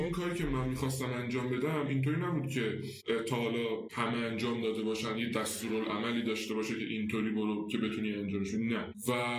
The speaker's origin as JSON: {"language": "Persian", "town": "Salmas", "region": "West Azerbaijan", "country": "Iran", "tie": "born or raised there", "accent": "Turkish (Azerbaijani)", "moved": "yes", "said": "من بچه سلماسم"}